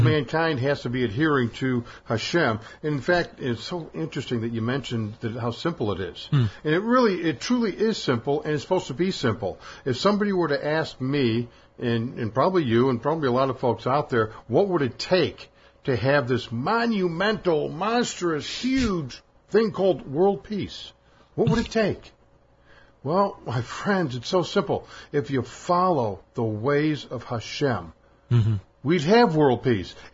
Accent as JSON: {"language": "English", "town": "Scarsdale", "region": "New York", "country": "United States", "said": "I'm from Scarsdale, New York, and I'm here in Israel to celebrate putting on my tefillin for my bar mitzvah"}